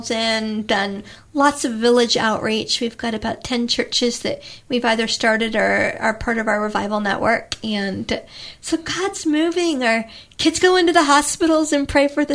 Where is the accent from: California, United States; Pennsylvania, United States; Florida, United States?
Florida, United States; moved away; I grew up in Florida on the beach